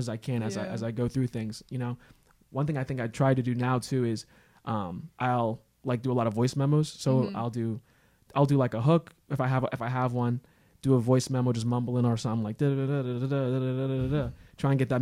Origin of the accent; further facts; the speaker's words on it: Havertown, Pennsylvania, United States; We're both from Havertown.